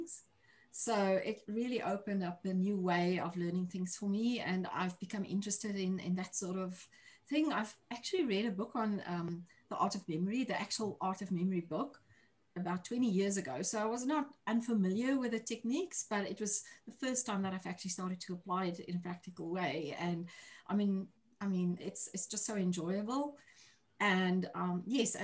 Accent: South Africa; moved away as an adult; now in New Zealand; I'm originally from South Africa, as you can hear from my accent. I'm currently living in New Zealand. I've been here for 3 years

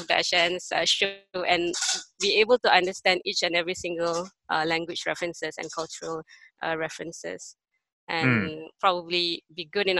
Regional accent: Kuala Lumpur, Malaysia; Cantonese is a lot closer to my heart than Mandarin. Because I grew up in Kuala Lumpur, and there are a lot of Hong Kong movies and music out there, so more Cantonese for me previously

